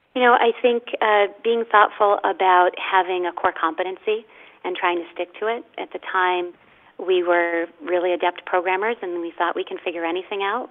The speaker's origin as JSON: {"language": "English", "town": "Boston", "region": "Massachusetts", "country": "United States", "said": "I was from the Boston area, where Irish pride was just you know sort of in our blood."}